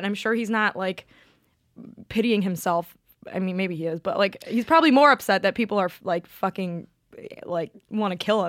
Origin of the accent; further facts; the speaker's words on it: Clemson, South Carolina, United States; I'm from Clemson, so go Tigers.